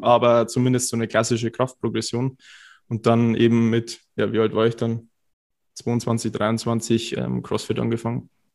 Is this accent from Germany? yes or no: yes; Cham, Bavaria, Germany; moved away as an adult; also born or lived in Bayreuth; ich komme aus Karm, das ist so zwei Stunden fast weg